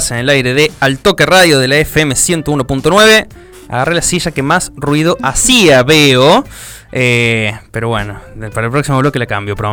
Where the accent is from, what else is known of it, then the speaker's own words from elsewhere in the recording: Villa Mercedes, San Luis, Argentina; now in Río Cuarto, Argentina; yo soy de Villa Mercedes, provincia de San Luis.